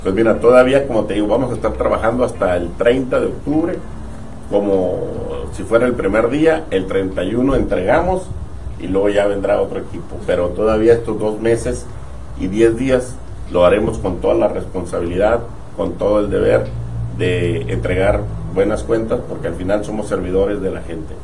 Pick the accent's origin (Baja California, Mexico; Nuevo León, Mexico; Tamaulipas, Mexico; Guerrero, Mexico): Baja California, Mexico; Tijuana; Yo soy de Tijuana